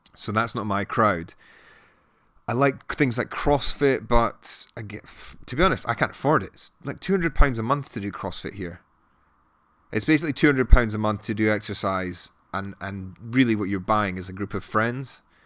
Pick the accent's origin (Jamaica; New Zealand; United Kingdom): United Kingdom; Edinburgh, Scotland; moved away as an adult; also born or lived in Newcastle; now in London, United Kingdom; I grew up in Edinburgh and then I went to Newcastle for uni and then ended up in London six years ago.